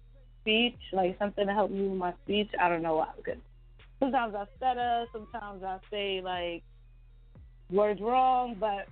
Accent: New York City, New York, United States; because, you know, I'm from Brooklyn, so we say talk.

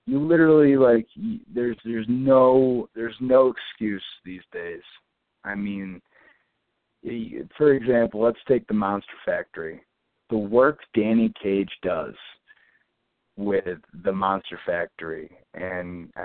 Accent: Binghamton, New York, United States; my hometown of Binghamton

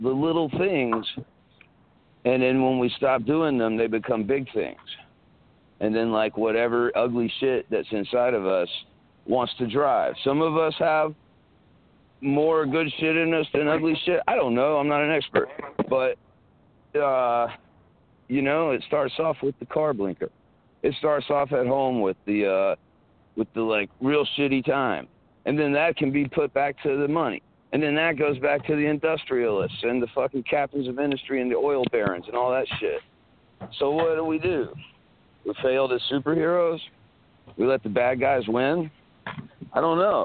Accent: South Carolina, United States; I grew up in South Carolina, like little town South Carolina.

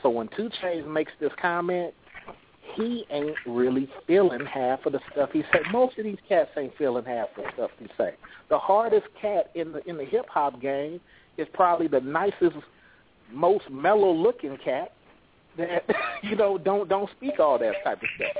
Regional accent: California, United States; now in Atlanta, United States; I'm from Cali, but I'm living in ATL for 12 years

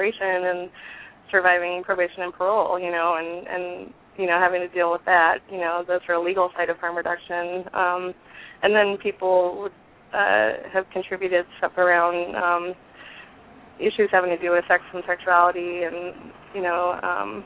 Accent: Bay Area, California, United States; moved away; also born or lived in Atlanta, Georgia; I grew up in the Bay Area

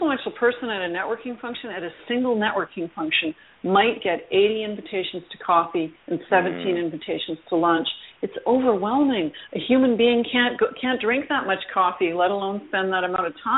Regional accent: Canada; I am a Canadian

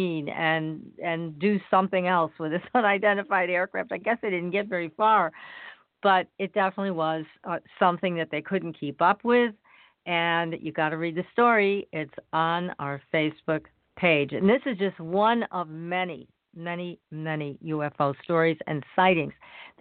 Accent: Massachusetts, United States; born or raised there

